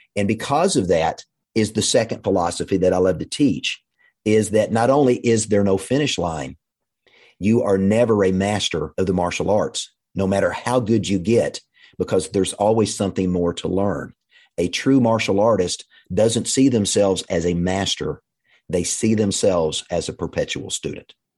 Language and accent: English; Russellville, Arkansas, United States; also born or lived in Fort Smith, Arkansas; we moved from Fort Smith to Russellville, Arkansas